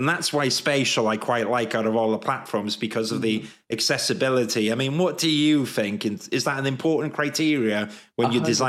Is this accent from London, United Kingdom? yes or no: no; Wales, United Kingdom; accent: Welsh; that's a tongue twister for my Welsh accent.